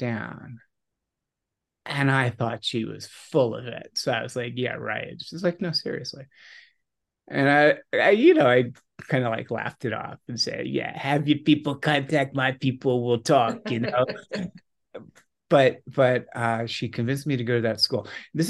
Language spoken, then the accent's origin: English; New York City, New York, United States; also born or lived in Virginia; I grew up in New York City in the 1960s